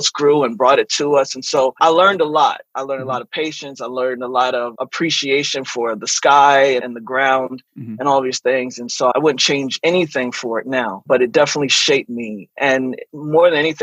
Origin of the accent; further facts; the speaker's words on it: Eastern Shore of Maryland, United States; moved away; also born or lived in Washington, D.C. / New York; growing up on the Eastern Shore of Maryland was such an interesting life.